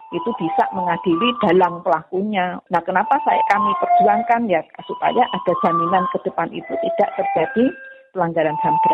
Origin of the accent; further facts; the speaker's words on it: Java, Indonesia; Kalau saya orang Jawa istilahnya kan ini untuk ngasih upah yang momong ya.